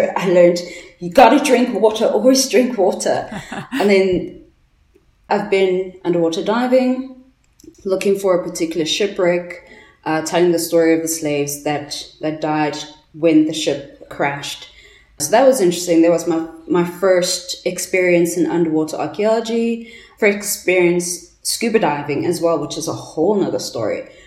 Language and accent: English; Johannesburg, Gauteng, South Africa; I'm from Johannesburg, so I'm in Gauteng